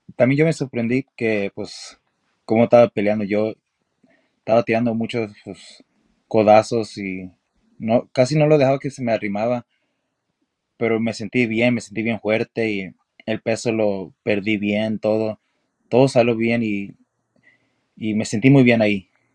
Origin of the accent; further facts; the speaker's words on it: Los Angeles, California, United States; now in Texas, United States; yo nací en California